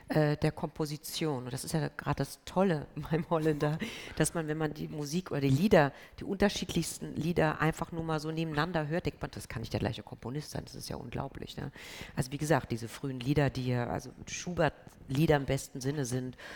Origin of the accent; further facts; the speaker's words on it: Berlin, Germany; Ich bin Berlinerin, also es sprang mich einfach auch